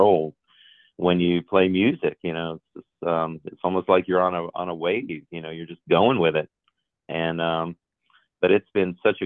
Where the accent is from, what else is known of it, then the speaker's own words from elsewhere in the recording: New York City, New York, United States; moved away as an adult; also born or lived in Oxford, Mississippi; growing up in New York City